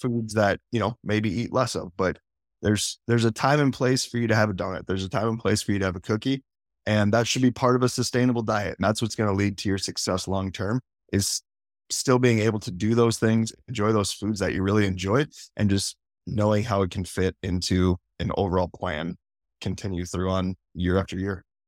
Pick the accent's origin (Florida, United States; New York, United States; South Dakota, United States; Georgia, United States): South Dakota, United States; I'm from South Dakota